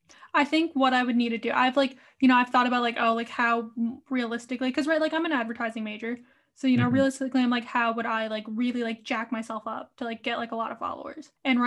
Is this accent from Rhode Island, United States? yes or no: yes; Rhode Island, United States; also born or lived in Orange, California; I'm from Rhode Island.